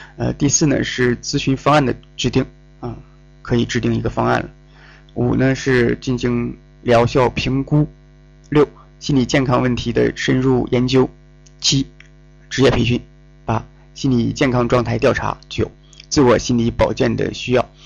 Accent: Northeast China, China; accent: Northeastern Mandarin; 我们东北话叫应挺

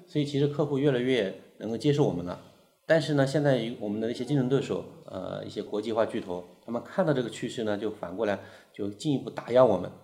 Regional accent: China; 我们中国人

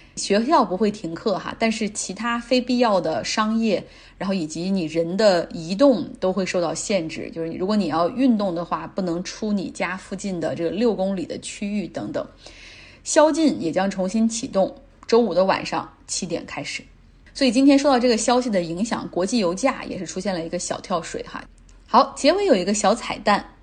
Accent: Nantong, Jiangsu, China; 我来自江苏南通。呃，毕业之后呢，我就一直在国企工作

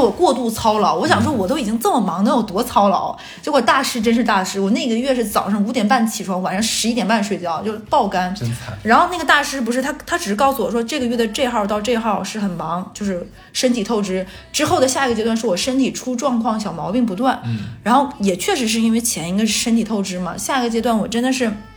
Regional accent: northern China, China; moved away as an adult; now in Shanghai, China; 而且像咱们北方人，一定是这个人走到最后要结婚那一步

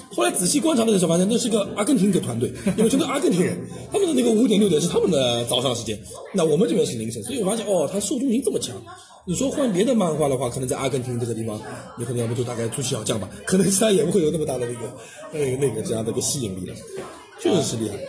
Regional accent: China; 我们中国人的感受更加大的话

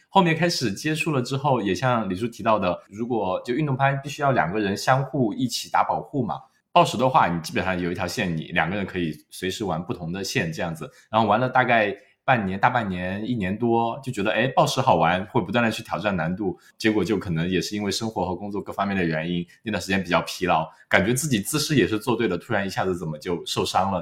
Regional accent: Wenzhou, Zhejiang, China; now in Australia; 我们温州的穿衣风格一直是走在所谓的时尚前沿的

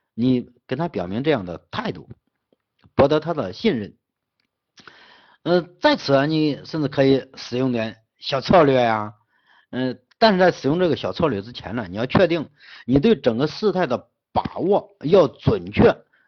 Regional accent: Henan, China; 我们河南人跟河南人做生意是最难做了，真的。我在全在整个西北跟外地人打交道是最好打，但是跟河南老乡打交道是

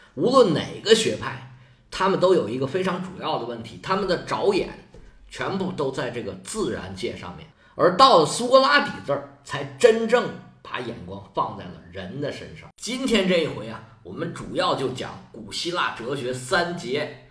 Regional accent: China; 就好像我们中国人说起个名吧

